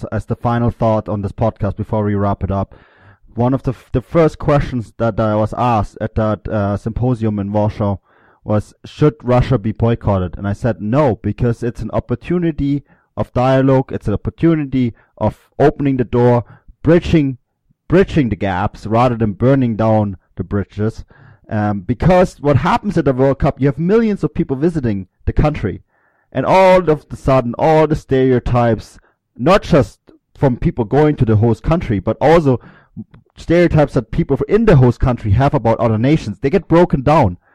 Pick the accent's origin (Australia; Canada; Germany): Germany; You heard it here first from a German.